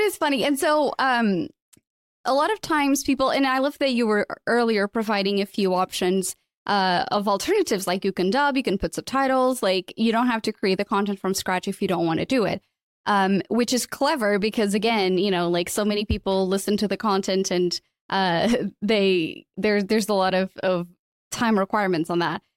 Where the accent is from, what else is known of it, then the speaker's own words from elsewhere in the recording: Portugal; moved away as an adult; also born or lived in London; I'm originally from Portugal. I left, uh, Portugal when I was twenty-one after, you know, graduating and working in radio. I moved to London.